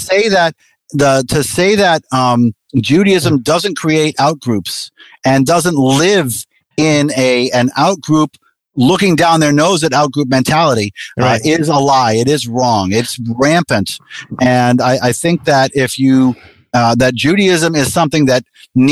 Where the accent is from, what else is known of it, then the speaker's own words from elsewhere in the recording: Massachusetts, United States; I was born in Massachusetts